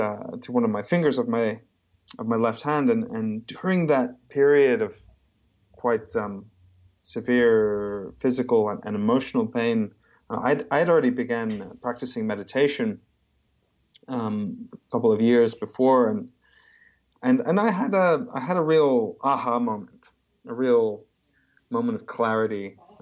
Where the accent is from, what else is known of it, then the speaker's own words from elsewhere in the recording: Papua New Guinea; I was born and raised in New Guinea. And then I moved around quite a lot. I lived in nine countries because of my parents' job